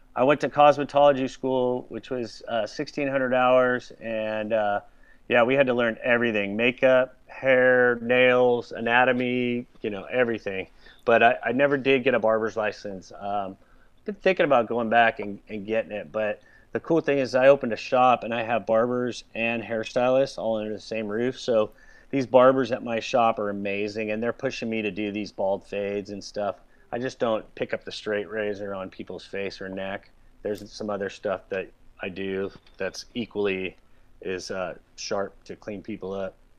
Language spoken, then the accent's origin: English; Southern California, United States; I grew up surfing. You know, I grew up in Southern California